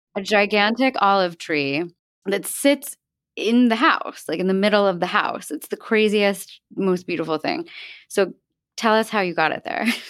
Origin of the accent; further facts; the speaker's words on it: the Main Line, outside Philadelphia, Pennsylvania, United States; I grew up in an area called the Main Line, which is like a small, small town outside of Philadelphia.